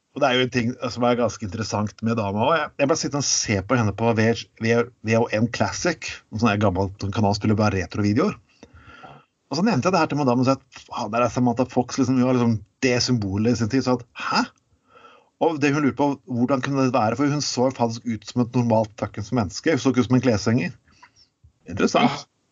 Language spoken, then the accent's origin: Norwegian; Telemark, Norway; kommer jeg fra Telemark